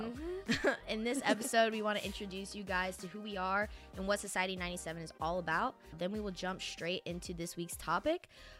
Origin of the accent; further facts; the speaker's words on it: Northwest Arkansas, United States; moved away as an adult; now in Nashville, United States; I'm from Northwest Arkansas.